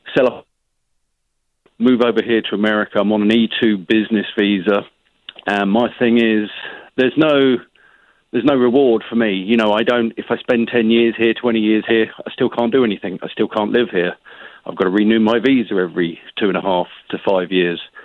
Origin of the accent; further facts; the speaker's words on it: England, United Kingdom; moved away as an adult; now in United States; as you can tell from my accent, I'm from the other side of the pond, from England